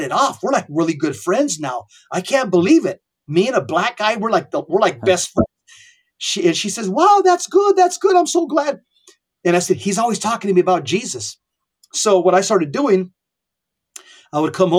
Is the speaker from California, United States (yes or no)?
yes; Southern California, United States; I was born and raised in Southern California